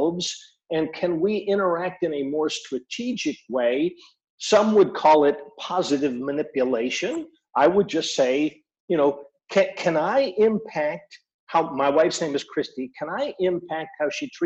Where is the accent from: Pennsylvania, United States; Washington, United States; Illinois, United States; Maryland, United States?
Washington, United States; Seattle; also born or lived in Mexico; I am from Seattle